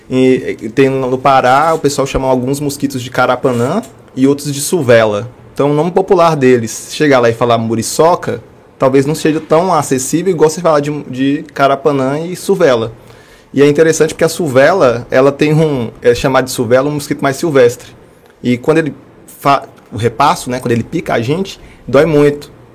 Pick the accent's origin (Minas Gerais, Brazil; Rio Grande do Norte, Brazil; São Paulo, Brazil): Minas Gerais, Brazil; Montes Claros; also born or lived in Ouro Preto; Eu sou nascido em Montes Claros. É, fiz toda a minha graduação e mestrado também na Universidade Estadual de Montes Claros